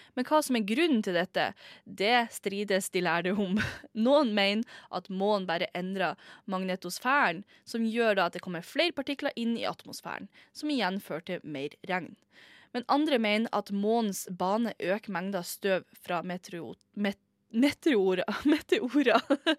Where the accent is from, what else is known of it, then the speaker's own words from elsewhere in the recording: Northern Norway, Norway; jeg er nordlending, jeg er fra en liten plass, liten spøkelsesby, der mange folk har dødd i gruven.